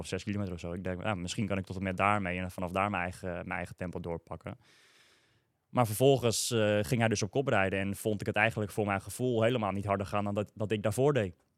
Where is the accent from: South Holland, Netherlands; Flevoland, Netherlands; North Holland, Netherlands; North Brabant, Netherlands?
Flevoland, Netherlands; Almere; ik uit Almere kwam